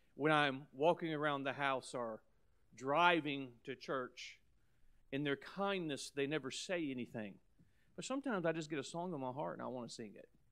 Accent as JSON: {"language": "English", "country": "United States", "said": "as an American"}